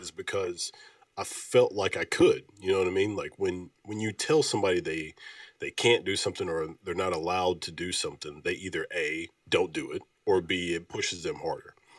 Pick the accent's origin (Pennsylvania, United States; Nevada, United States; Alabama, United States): Alabama, United States; Oneonta; now in Memphis, United States; I'm from Oneonta, Alabama.